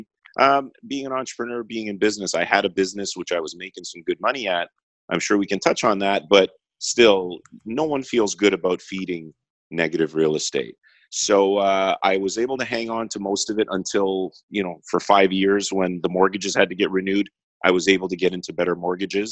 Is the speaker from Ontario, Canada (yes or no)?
yes; Toronto, Ontario, Canada; I'm from Toronto, Canada